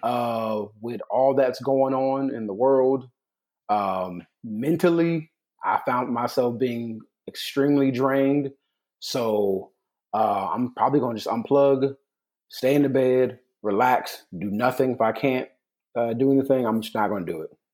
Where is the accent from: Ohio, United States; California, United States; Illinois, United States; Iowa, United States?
California, United States; I'm from California